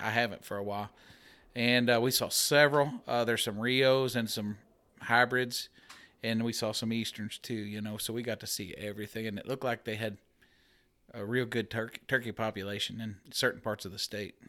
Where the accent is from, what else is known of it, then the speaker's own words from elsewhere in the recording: Middletown, Missouri, United States; I'm from Middletown, Missouri